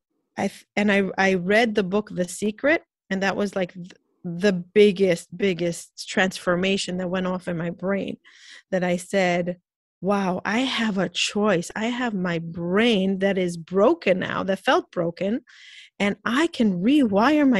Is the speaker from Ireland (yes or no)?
no; Israel; moved away as an adult; also born or lived in Peoria, Illinois, United States; now in New York, United States; I grew up in Israel in a very Orthodox, Jewish Orthodox family. When I got married, I moved to New York